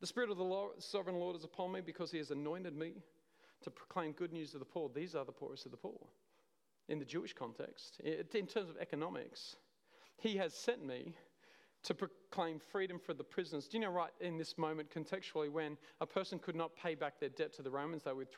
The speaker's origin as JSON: {"language": "English", "town": "Cooma", "region": "New South Wales", "country": "Australia", "said": "I'm from Coomer"}